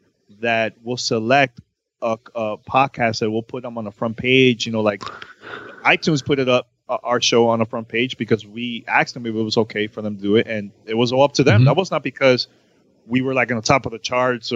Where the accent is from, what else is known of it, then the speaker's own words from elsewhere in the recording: New York, United States; moved away as an adult; also born or lived in Miami; I moved from Miami and I went back home to New York 2 years ago